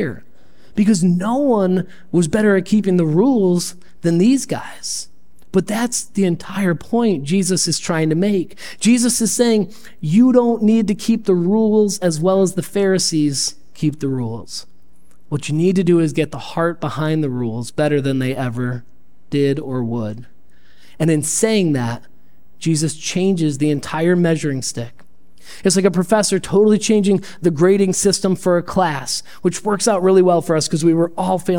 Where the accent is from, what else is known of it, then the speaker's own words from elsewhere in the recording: Perry, United States; now in Rochester, United States; I grew up in Perry